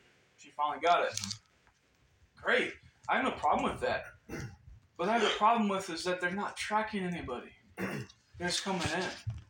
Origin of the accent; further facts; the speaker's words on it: United States; as an American